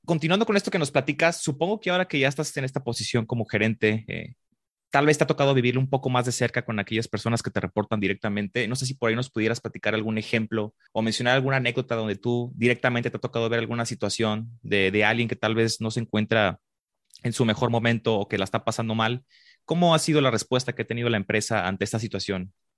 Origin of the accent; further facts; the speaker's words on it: Guadalajara, Jalisco, Mexico; yo aquí nací en Guadalajara